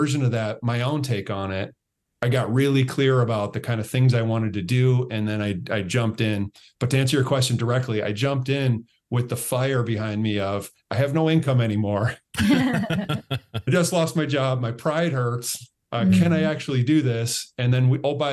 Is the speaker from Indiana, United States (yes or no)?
no; Michigan, United States; I'm from Michigan